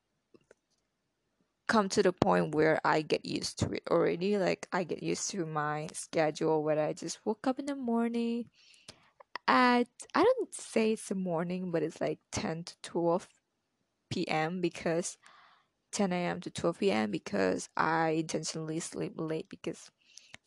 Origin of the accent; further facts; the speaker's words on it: Malaysia; I'm Malaysian